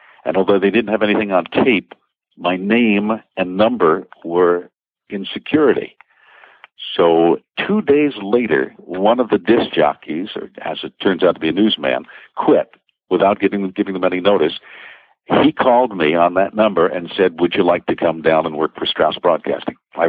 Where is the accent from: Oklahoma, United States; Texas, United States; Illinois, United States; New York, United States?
New York, United States; New York City; also born or lived in Long Island; now in Connecticut, United States; I'm a Brooklyn boy. I'm raised in the New York City area, Connecticut, tri-state area, Long Island